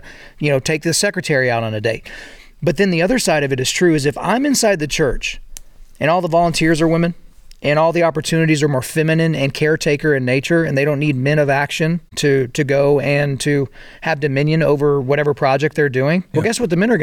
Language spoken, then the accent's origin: English; Oklahoma, United States; I grew up in Oklahoma